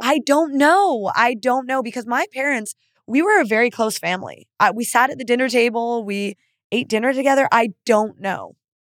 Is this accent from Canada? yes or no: yes; Canada; moved away; being Canadian